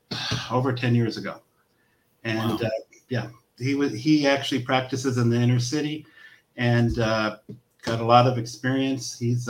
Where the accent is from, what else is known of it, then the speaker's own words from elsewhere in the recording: Los Angeles, California, United States; Born and raised in Southern California. Grew up in San Pedro.